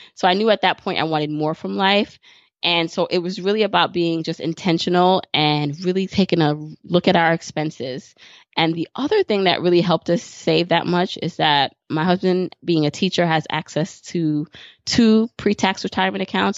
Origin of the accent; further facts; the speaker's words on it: New York City, New York, United States; I live in New York City and I grew up in Brooklyn